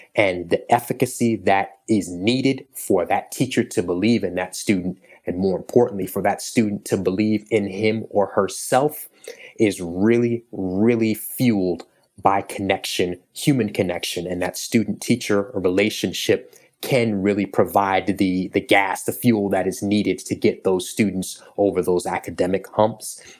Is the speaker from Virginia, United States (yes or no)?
no; New York, United States; I grew up in New York